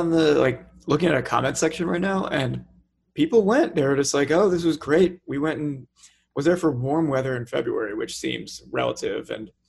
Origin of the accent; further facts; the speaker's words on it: United States; I'm an American